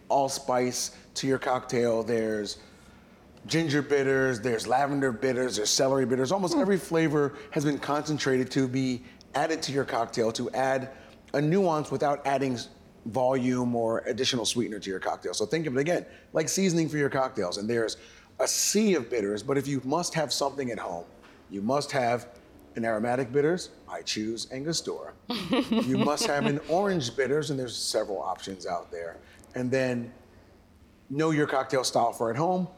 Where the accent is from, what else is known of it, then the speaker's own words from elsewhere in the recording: Trinidad & Tobago; I'm from Trinidad